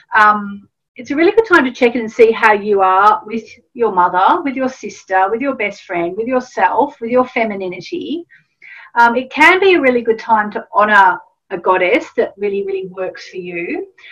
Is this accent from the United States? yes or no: no; Australia; I grew up in Australia